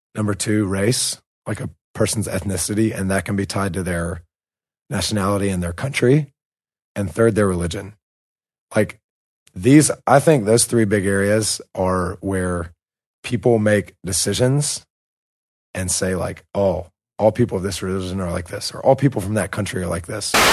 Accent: United States; now in Russia; an American who lives in Russia

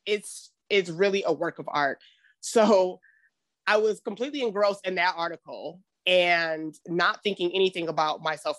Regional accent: Detroit, Michigan, United States; moved away; also born or lived in Chicago, Illinois / California; I'm originally from Detroit, Michigan.

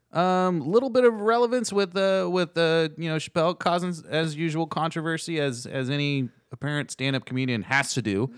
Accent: United States; we're American and we don't speak Italian.

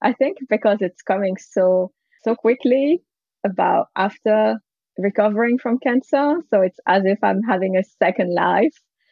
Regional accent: France; also born or lived in San Francisco, United States; now in Menlo Park, United States; I grew up in France

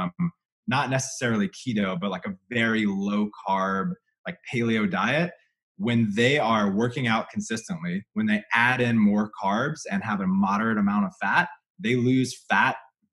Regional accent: Louisiana, United States; moved away; I come from Louisiana where there's not a keto thing for 500 miles

